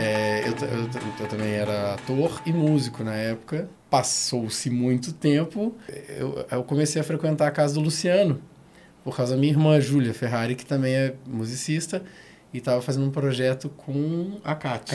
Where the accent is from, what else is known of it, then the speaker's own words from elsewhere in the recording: Porto Alegre, Rio Grande do Sul, Brazil; now in Brasília, Brazil; sou de Porto Alegre, não sou de Brasília. Aí, quando eu mudei pra cá